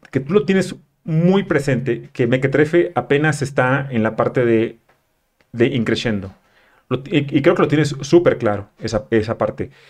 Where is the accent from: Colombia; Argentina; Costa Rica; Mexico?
Mexico; moved away; also born or lived in Mexico City; yo soy provinciano, llegué a la Ciudad de México con una caja de cartón con mecates